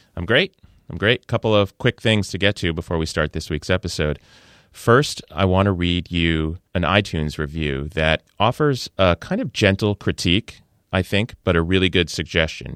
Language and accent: English; northern New Jersey, United States; I learned growing up in the public schools of northern New Jersey